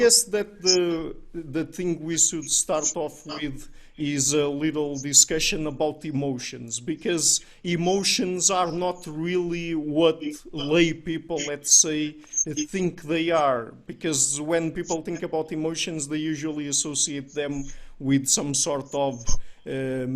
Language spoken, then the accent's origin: English; Portugal; we're Portuguese, we're from Southern Europe